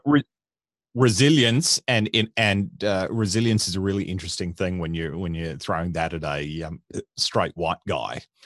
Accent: Dayboro, Queensland, Australia; I grew up in country Queensland, uh, in a little, little farming town called Daybro

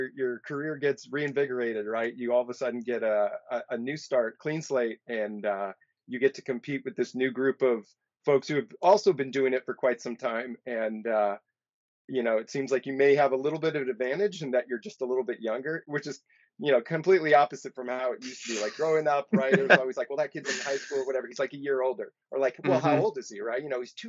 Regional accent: San Luis Obispo, California, United States; So I'm originally from the Central Coast of California, a little place called San Luis Obispo. Just lived in that county, growing up there my whole

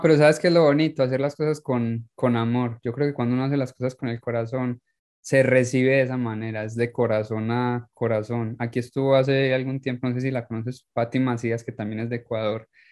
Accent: Paisa, Antioquia, Colombia; moved away; soy paisa

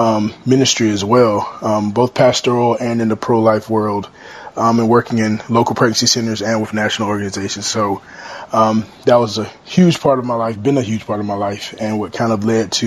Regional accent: Chesapeake, Virginia, United States; moved away as an adult; now in Raleigh, United States; I'm originally from Chesapeake, Virginia, but I now reside in Raleigh, North Carolina

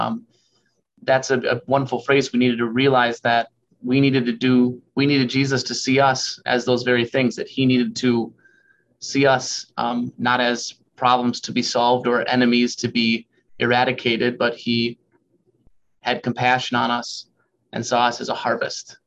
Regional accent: United States; also born or lived in Madison, Wisconsin; I'm trained as an American

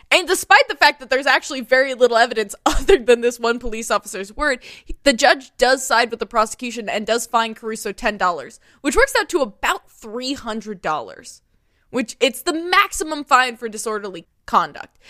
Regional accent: United States; I grew up near Kentucky

